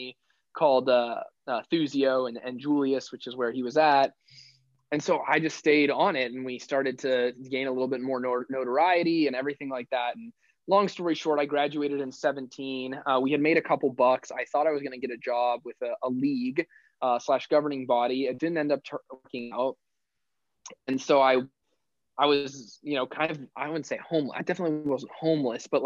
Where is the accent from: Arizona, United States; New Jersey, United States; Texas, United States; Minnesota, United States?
Arizona, United States; Phoenix; moved away as an adult; also born or lived in Miami; now in New York, United States; I'm from Phoenix, Arizona, and I went back to Phoenix.